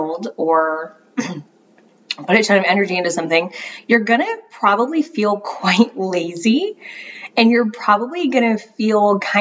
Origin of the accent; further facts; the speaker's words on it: Florida, United States; now in North Carolina, United States; I'm from Florida originally